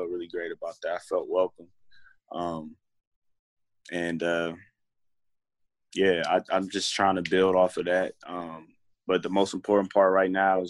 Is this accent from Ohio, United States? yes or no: yes; Columbus, Ohio, United States; moved away; also born or lived in New Jersey; I went back home to my hometown, Columbus, Ohio